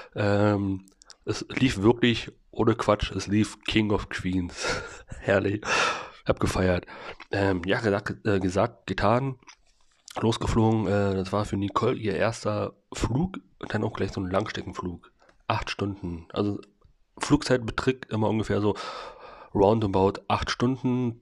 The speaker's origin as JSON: {"language": "German", "country": "Germany", "said": "ich als, als richtiger Deutscher"}